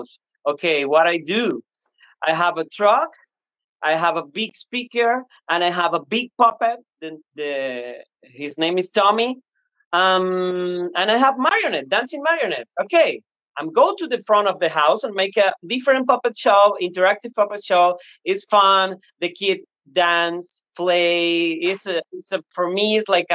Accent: Venezuela; first language Spanish; English is a second language; moved away as an adult; now in Houston, United States; I'm from Venezuela, Latin America, and I love my country and speak Spanish

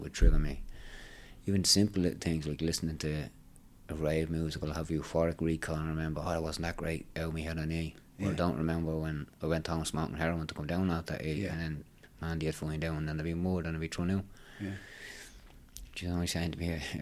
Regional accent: Dublin, Leinster, Ireland; I was from Ballymun

